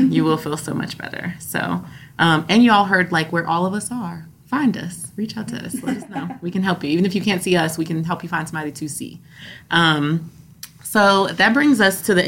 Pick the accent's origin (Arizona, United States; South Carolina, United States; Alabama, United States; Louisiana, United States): Louisiana, United States; New Orleans; I'm from New Orleans